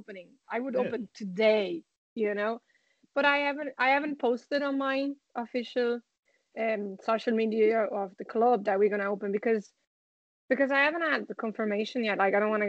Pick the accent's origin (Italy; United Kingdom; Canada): Italy; now in Ireland; I'm from Italy